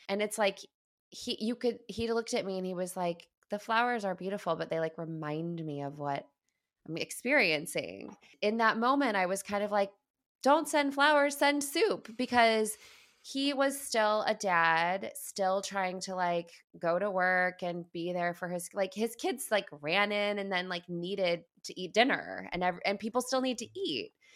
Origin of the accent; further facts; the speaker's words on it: Midwest, United States; moved away; also born or lived in East Coast, United States / West Coast, United States; I, I grew up in the Midwest, I moved to the East, I was, moved to the West Coast almost twenty years ago.